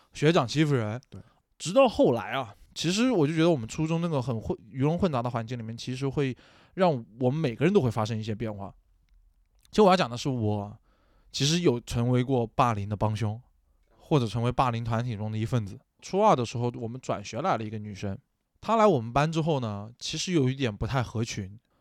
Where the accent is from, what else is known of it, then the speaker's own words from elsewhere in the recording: Nanchang, Jiangxi, China; 我们南昌话里面叫做什么呢？叫做罗汉，或者说这些人叫打锣的